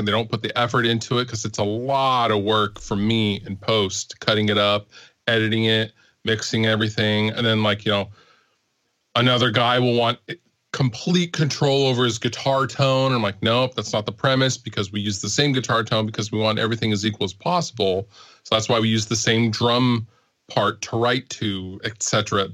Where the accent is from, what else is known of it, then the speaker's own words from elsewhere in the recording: Seattle, Washington, United States; I was a grunge kid growing up in the Seattle area in the Northwest and in the 90s